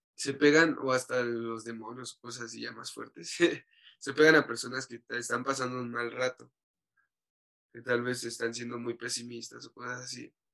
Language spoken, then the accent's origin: Spanish; Mexico; como mexicano nuestra cultura nos da la religión católica